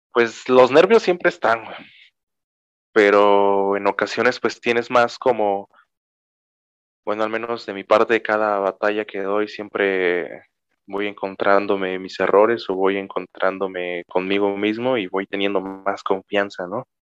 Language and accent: Spanish; Cuilapam de Guerrero, Oaxaca, Mexico; aquí de mi pueblo